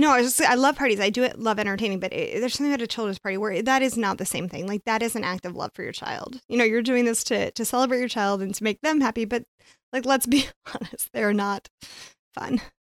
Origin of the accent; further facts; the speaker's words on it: Phoenix, Arizona, United States; I grew up in Phoenix